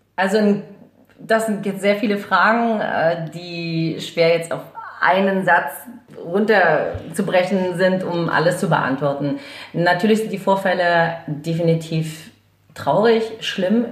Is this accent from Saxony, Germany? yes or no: yes; Chemnitz, Saxony, Germany; moved away; also born or lived in Hamburg; ich bin in Karl-Marx-Stadt geboren